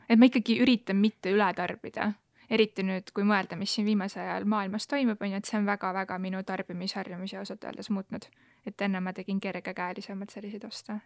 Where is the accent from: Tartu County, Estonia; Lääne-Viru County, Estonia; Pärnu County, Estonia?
Tartu County, Estonia; Elva; mina olen Elvast